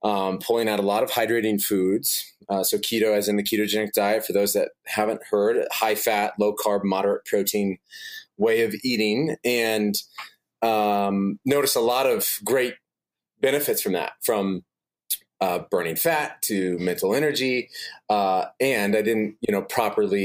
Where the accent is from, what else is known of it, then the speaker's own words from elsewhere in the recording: Des Moines, Iowa, United States; I'm originally from Des Moines, Iowa